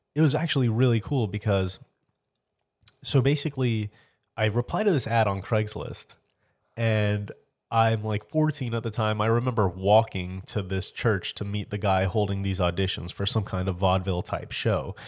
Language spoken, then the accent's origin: English; near Orlando, Florida, United States; Oh, near Orlando.